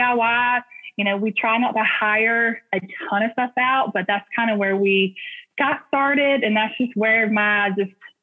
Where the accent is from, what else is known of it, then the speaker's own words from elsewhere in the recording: Hoover, Alabama, United States; accent: Southern twang; We're from Alabama, born and raised in Hoover, Alabama, and my husband is too